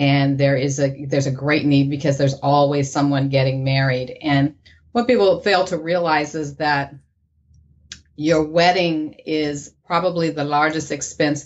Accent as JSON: {"language": "English", "region": "Ohio", "country": "United States", "also_born_or_lived": "Sacramento, California", "moved": "yes", "lives_now": "San Jose, United States", "said": "So I am originally from Ohio. I moved out here quite a few years ago"}